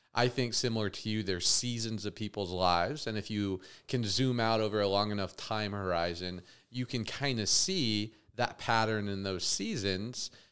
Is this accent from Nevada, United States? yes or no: yes; Las Vegas, Nevada, United States; growing up in Vegas, I got very consumed in, you know, Sin City